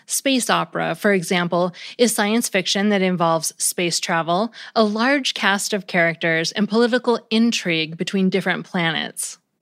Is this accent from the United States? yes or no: yes; United States; as an American